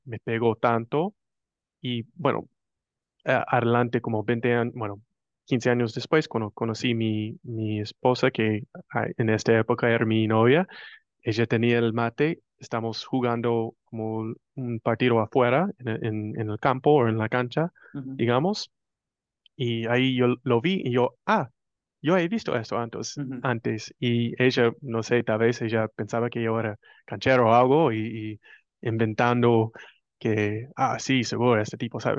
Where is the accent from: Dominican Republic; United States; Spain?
United States; Spanish is a second language; yo soy puro como decían en, Argentina, un gringo americano, como quieres decir, soy estadounidense